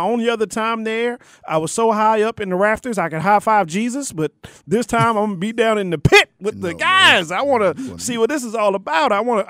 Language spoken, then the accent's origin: English; Baltimore, Maryland, United States; my hometown Baltimore Ravens.